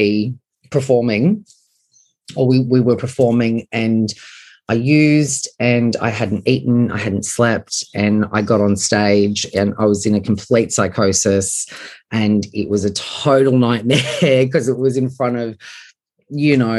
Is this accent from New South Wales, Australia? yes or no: yes; Sydney, New South Wales, Australia; I grew up on Sydney's northern beaches in the 90s